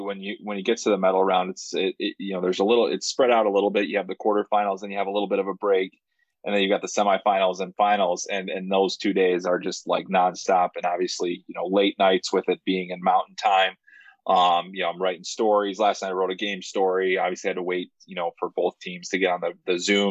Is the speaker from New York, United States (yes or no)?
no; Chicago, Illinois, United States; I actually grew up on the southwest side of Chicago